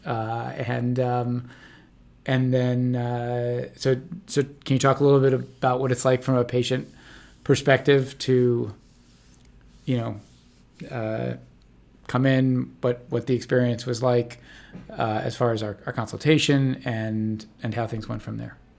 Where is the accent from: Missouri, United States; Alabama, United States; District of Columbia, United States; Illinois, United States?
District of Columbia, United States; Washington; now in Santa Barbara, United States; I'm actually from Washington, D C